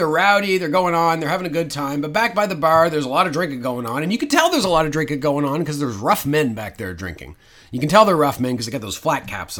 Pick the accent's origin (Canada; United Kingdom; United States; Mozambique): Canada; the Maritimes; Now, you're listening to two Canadian guys speaking right now. Now, we're from the Maritimes, so we have our own particular accent.